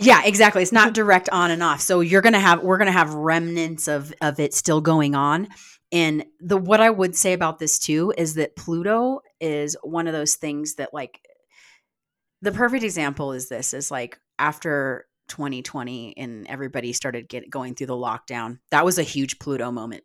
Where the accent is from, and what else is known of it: United States